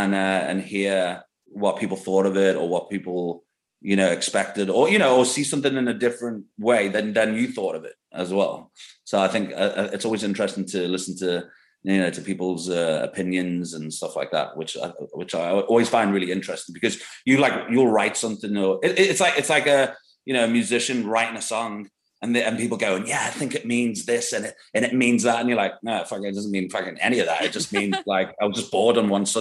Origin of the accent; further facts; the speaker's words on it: England, United Kingdom; growing up in England